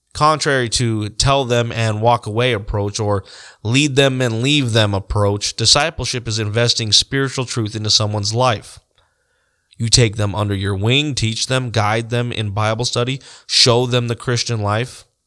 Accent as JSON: {"language": "English", "region": "Colorado", "country": "United States", "tie": "born or raised there", "also_born_or_lived": "South Dakota", "moved": "as an adult", "lives_now": "Montrose, South Dakota, United States", "said": "I was born and raised in Colorado, and I lived near the metro area just about my whole life"}